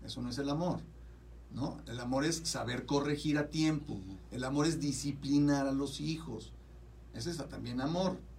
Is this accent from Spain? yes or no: no; Mexico; now in United States; En México, por ejemplo, de donde yo vengo, y hablo de mi país, de allá donde vengo